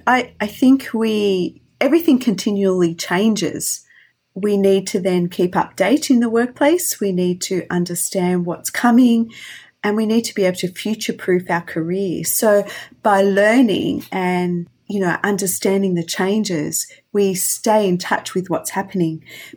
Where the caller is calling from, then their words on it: Melbourne, Victoria, Australia; I'm calling from Melbourne